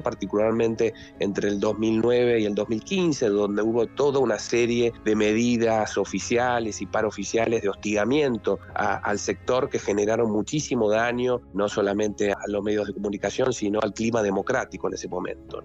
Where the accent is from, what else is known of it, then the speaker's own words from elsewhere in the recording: Argentina; en un país como la Argentina